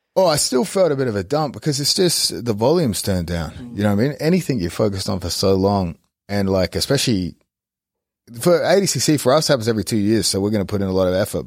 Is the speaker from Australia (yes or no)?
yes; Australia; moved away; as an Australian